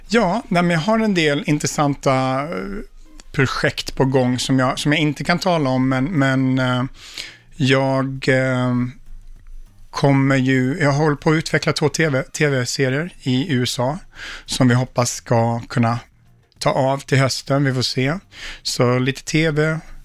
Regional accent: Sweden; moved away as an adult; also born or lived in Stockholm; now in United States

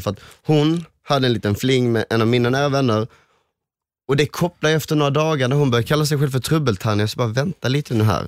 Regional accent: Helsingborg, Skåne, Sweden; jag, Johan och Adam, vi är ju från Helsingborg

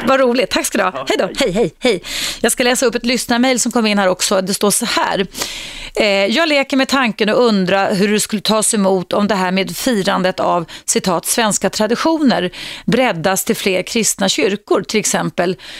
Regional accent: Stockholm, Stockholm County, Sweden; Jag, jag var uppvuxen utanför stan i Skärholmen.

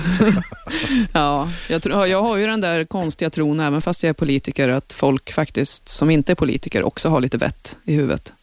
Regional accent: Eskilstuna, Södermanland, Sweden; jag är ju uppvuxen i Eskilstuna

